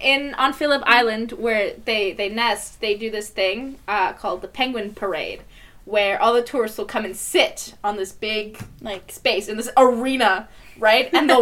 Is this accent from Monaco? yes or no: yes; Monaco; I was born in Monaco.